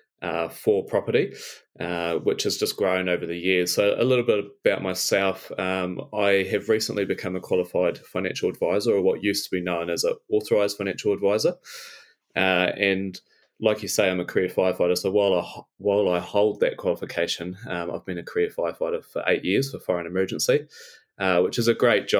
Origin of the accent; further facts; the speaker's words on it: Invercargill, Southland, New Zealand; moved away as an adult; now in Te Anau, New Zealand; I'm originally from Invercargill